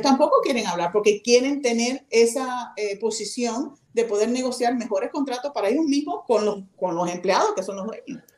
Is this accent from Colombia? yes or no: no; Miami, Florida, United States; yo soy americana, yo nací en Miami. Sin embargo, me siento cubana